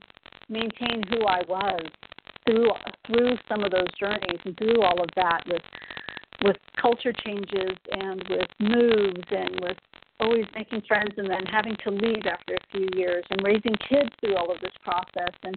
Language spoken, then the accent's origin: English; Texas, United States; I'm originally from Texas